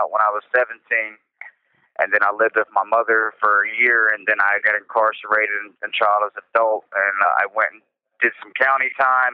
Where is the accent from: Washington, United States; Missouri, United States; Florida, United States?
Missouri, United States; Hannibal; also born or lived in St. Louis, Missouri; I was born in St. Louis, but I grew up in Hannibal, Missouri